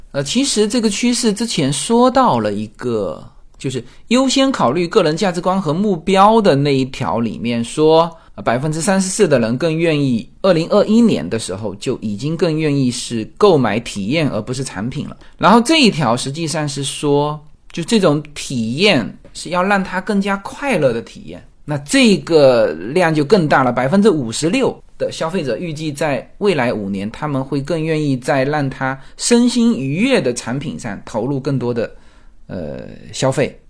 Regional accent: Fujian, China; moved away; 我们福建的那个建盏

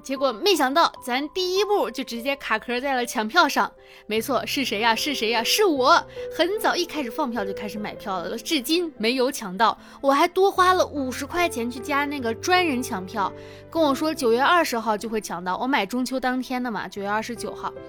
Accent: Harbin, Heilongjiang, China; moved away; 明天我将要出发到哈尔滨，去我的亲戚朋友们家，呃，去转一转，带，也是带我老公回我们，我的老家去看一看

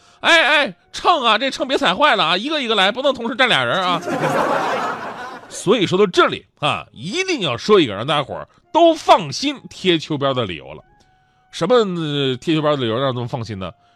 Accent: Northeast China, China; also born or lived in Jiangsu and Zhejiang; 东北反正是个节气就吃饺子，就我们那饺子有谜一样的爱恋

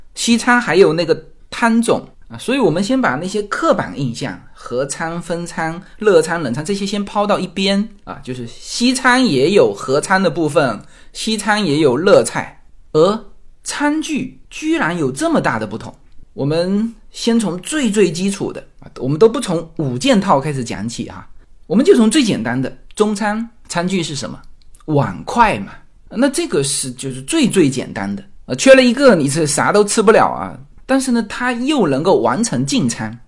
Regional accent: China; now in United States; 我们是华人，来美国之后

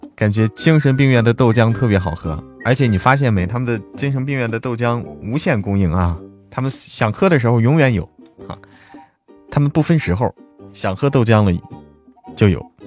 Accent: Hebei, China; 我是河北，我老家河北的

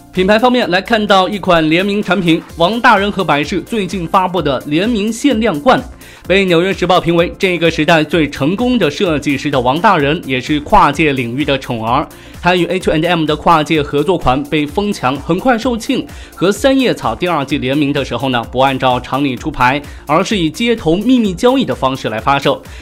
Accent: China; 这住房啊，跟咱们内地这边一样一样的呀，都难呐

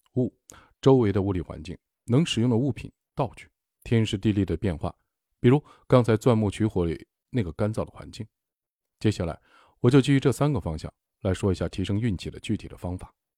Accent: Shaanxi, China; accent: Shaanxi dialect; 我们陕西话“念驴踢死人”

